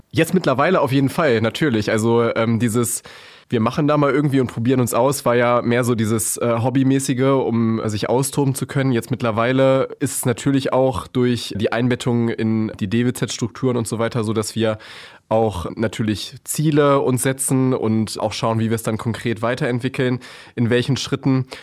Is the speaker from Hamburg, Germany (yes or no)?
no; Hameln, Lower Saxony, Germany; moved away as an adult; Ich bin äh, waschechter Hamelner sozusagen, also ein richtiger Local.